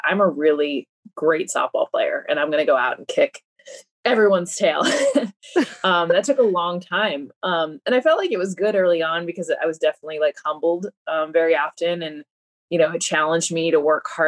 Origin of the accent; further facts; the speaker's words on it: United States; being Mexican American